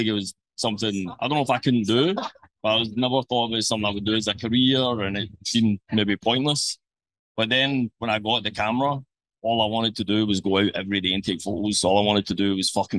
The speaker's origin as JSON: {"language": "English", "town": "Glasgow", "region": "Scotland", "country": "United Kingdom", "tie": "born or raised there"}